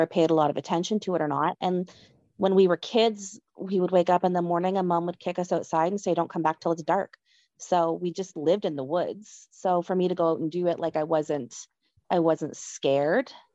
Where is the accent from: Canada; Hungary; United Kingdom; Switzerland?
Canada; Nova Scotia; moved away as an adult; now in Manitoba, Canada; I grew up in Nova Scotia, and I lived there most of my life